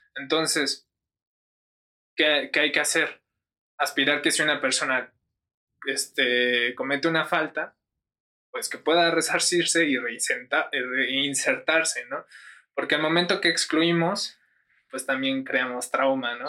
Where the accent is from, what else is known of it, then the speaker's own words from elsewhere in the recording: San Mateo Zacatipa, State of Mexico, Mexico; yo que soy de San Mateo Zacatipa no tengo las mismas necesidades que las del centro de Toluca